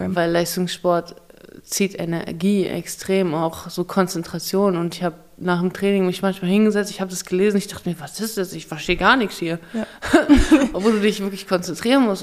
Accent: Kazakhstan; moved away; ich bin in Kasachstan geboren

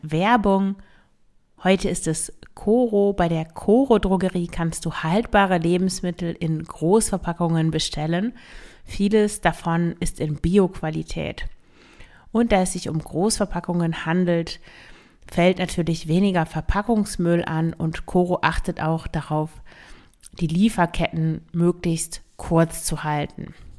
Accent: Emsland, Lower Saxony, Germany; moved away; ich komme ja aus dem Emsland

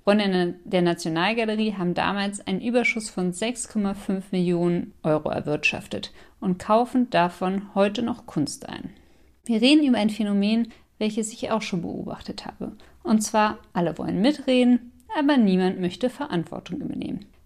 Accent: France; German is a second language; also Sie wissen ja, ich bin Französin und das ist ein richtiges Ritual

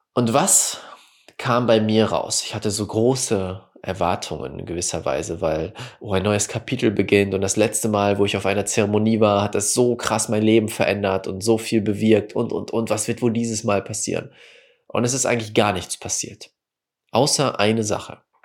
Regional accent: Wickede, North Rhine-Westphalia, Germany; also born or lived in Münster; Wickede, wo ich aufgewachsen bin, nach Münster gezogen bin und zum Studieren

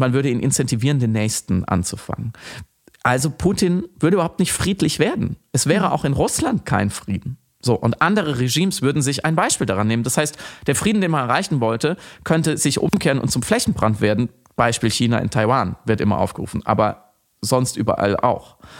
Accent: Germany; als Deutscher

